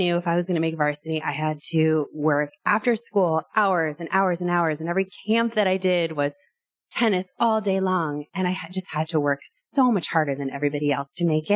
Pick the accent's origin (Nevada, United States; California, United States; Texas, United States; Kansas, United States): California, United States; Irvine; also born or lived in New Orleans / Los Angeles; I grew up in Irvine, went to college, and then moved